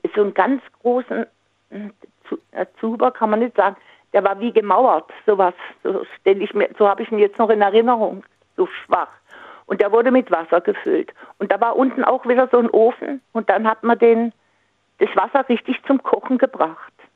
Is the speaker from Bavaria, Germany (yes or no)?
no; Singen, Baden-Württemberg, Germany; da wo ich herkomme aus Singen